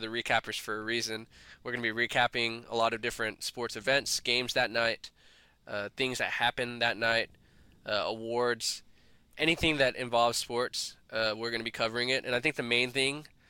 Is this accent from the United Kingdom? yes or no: no; Dallas, Texas, United States; We're from Dallas. We're proud Dallas residents